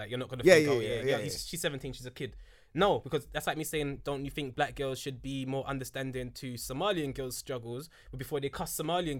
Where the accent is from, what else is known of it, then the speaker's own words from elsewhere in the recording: London, United Kingdom; We're from London, fam.